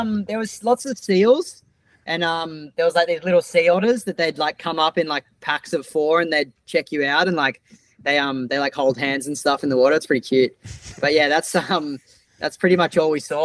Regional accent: Australia; we're surfers from Australia

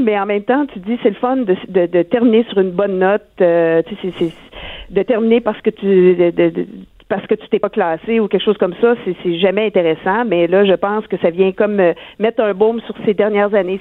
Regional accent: Rimouski, Quebec, Canada; je suis native de Rimouski

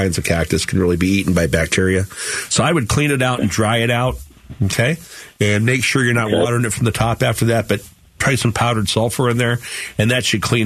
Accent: Phoenix, Arizona, United States; I grew up in Sunny Slopes

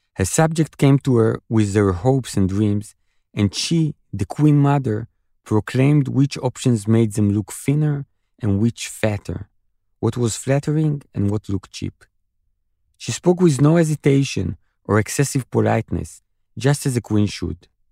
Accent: Israel; I was born in Israel. I lived here all my life.

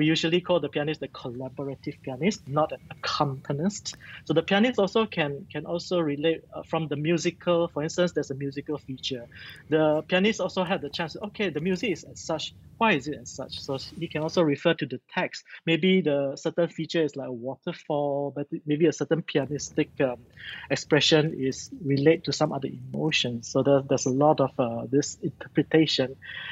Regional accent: Malaysia; I'm so proud of being a Malaysian

